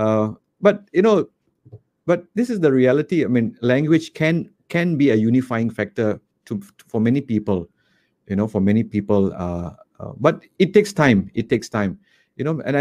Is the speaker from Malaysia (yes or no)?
yes; Malaysia; born or raised there; also born or lived in Kuala Lumpur